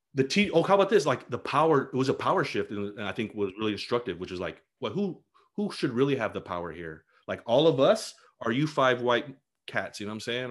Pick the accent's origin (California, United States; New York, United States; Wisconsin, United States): California, United States; Bassett; I actually grew up in an unincorporated part of Los Angeles County called Bassett